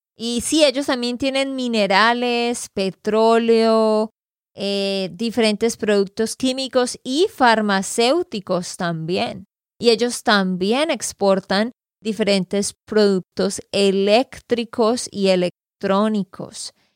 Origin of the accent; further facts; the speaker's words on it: Santander, Colombia; de Santander, Colombia